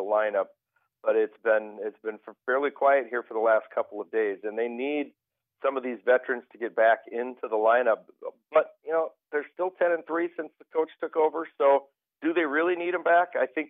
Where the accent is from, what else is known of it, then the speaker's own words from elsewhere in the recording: Rochester, United States; Growing up in Rochester, we would get weather like this once in a while